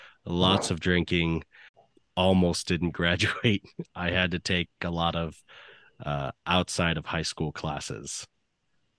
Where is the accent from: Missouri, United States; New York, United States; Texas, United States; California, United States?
California, United States; I'm California born myself